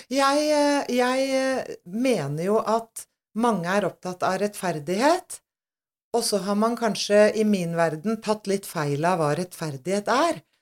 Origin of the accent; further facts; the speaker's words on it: Aurskog-Høland, Akershus, Norway; Jeg kommer jo selvfølgelig fra Aurskog-Hølam. Eller Urskau, som vi kaller Urskau, det da, hjemme.